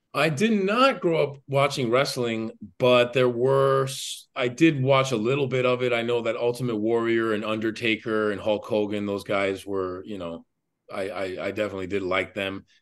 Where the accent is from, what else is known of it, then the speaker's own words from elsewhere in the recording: Miami, Florida, United States; born and raised in Miami, Florida